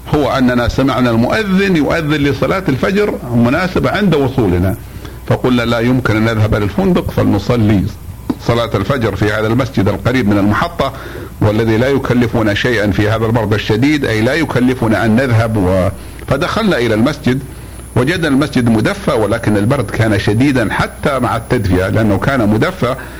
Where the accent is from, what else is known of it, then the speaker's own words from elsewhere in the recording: Saudi Arabia; نحن إخوانكم من المملكة العربية السعودية